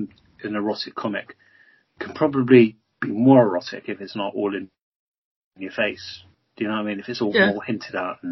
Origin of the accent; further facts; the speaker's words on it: United Kingdom; We're British.